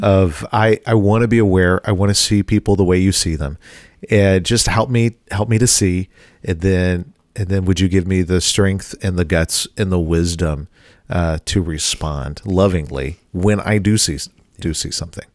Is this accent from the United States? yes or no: yes; Bible Belt, the South, United States; now in Midwest, United States; I grew up in the South in the Bible Belt.